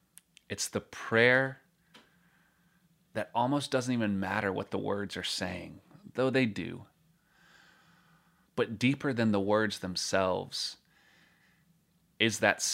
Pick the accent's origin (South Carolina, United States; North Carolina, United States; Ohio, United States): North Carolina, United States; At least where I grew up in North Carolina.